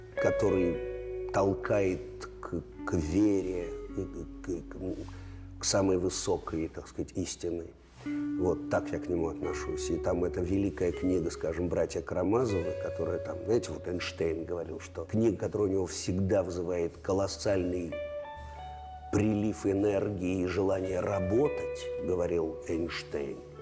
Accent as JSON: {"language": "Russian", "country": "Russia", "tie": "born or raised there", "also_born_or_lived": "Leningrad", "said": "я родом из Советского Союза"}